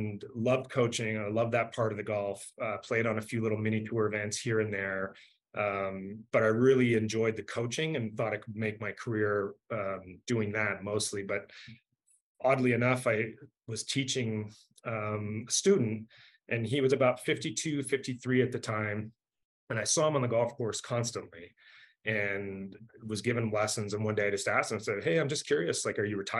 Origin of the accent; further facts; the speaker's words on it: Canada; also born or lived in Southern California; now in Denver, United States; I'm from Canada originally